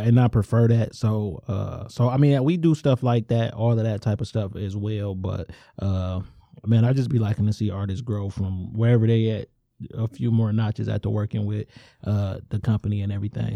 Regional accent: suburban Detroit, Michigan, United States; I'm from Angster, and on the outside looking in, one would call that a suburb

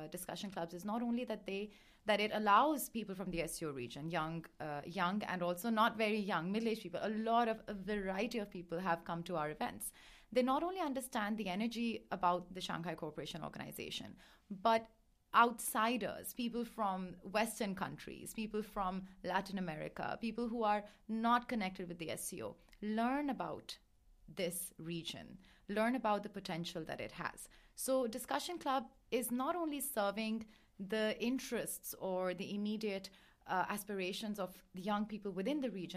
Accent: Pakistan; now in Beijing, China; I'm from Pakistan. I've been living in Beijing for a few years

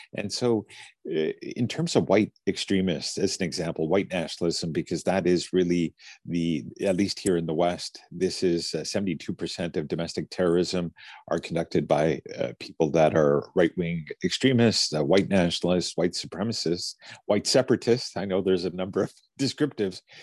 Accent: Fort St. John, British Columbia, Canada; I grew up in an all white a town called Fort St. John in the north of British Columbia

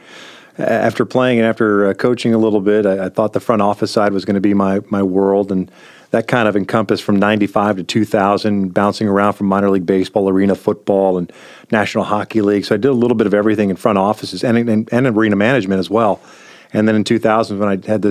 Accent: Kansas City, Missouri, United States; I grew up in Kansas City

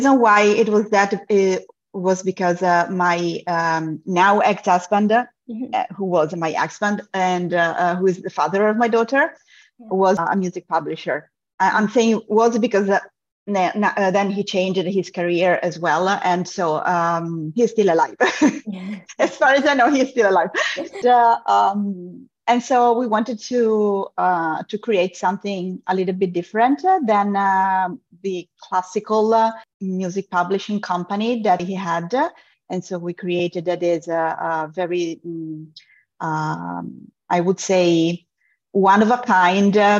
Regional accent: Italy; moved away; also born or lived in Europe; I'm originally from Italy.

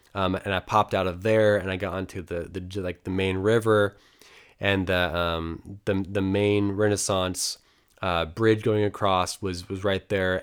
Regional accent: United States; me being American

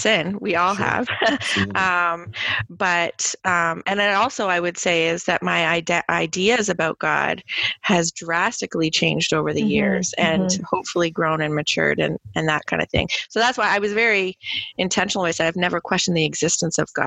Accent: Hamilton, Ontario, Canada; I grew up in Hamilton, so right down the street was McMaster

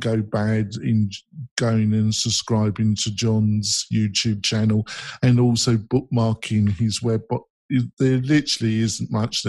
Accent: England, United Kingdom; I'm English

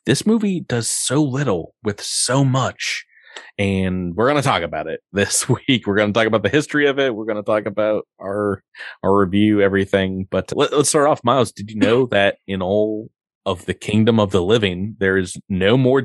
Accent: New York, United States; where I grew up in New York

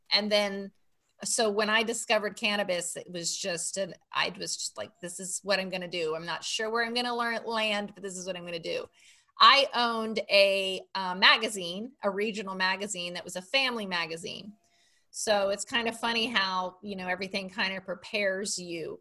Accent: Miami, Florida, United States; I grew up in Miami, Florida, and we lived on about an acre of land on a canal

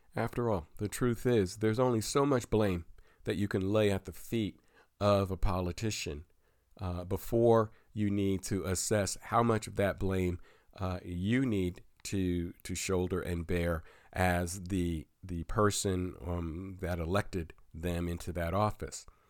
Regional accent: Pennsylvania, United States; here in my home state of Pennsylvania

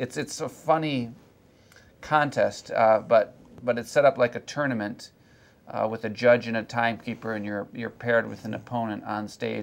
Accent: Michigan, United States; moved away as an adult; my home state of Michigan

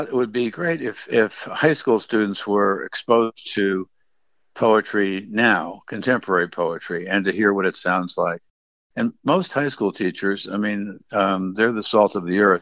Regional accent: United States; I'm an American poet

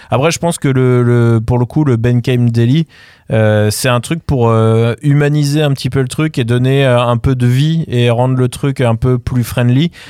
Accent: France; Ah, ouais, mais je suis de France.

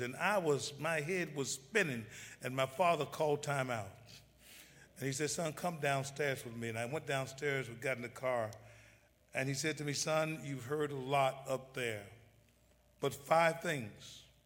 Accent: Memphis, Tennessee, United States; I was born in Memphis, Tennessee

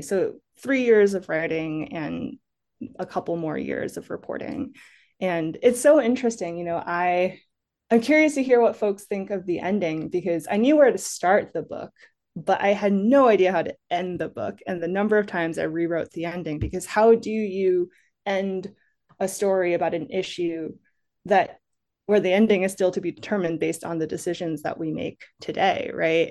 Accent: Massachusetts, United States; moved away as an adult; now in Los Angeles, United States; I didn't grow up in California. I grew up in Massachusetts, but coming to California, moving to L

